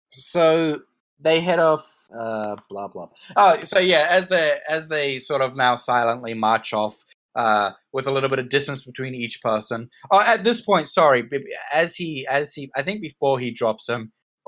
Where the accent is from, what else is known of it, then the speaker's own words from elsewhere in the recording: Australia; I'm from Australia where even the trees are trying to kill you